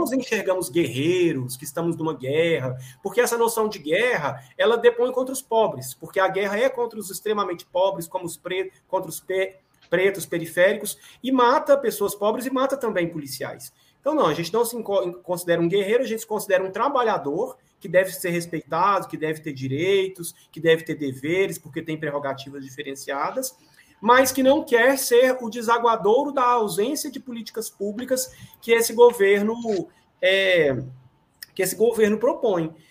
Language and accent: Portuguese; Brazil; Nós, enquanto brasileiros e brasileiras